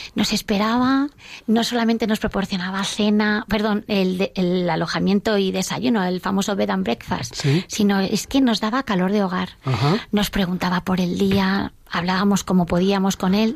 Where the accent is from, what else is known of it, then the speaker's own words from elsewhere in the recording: Villaviciosa de Odón, Community of Madrid, Spain; somos de Villaviciosa de Odón